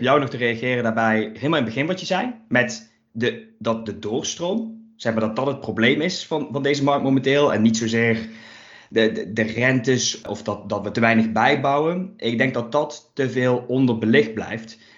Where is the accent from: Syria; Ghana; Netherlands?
Netherlands; Limburg; ik kom eens even uit Limburg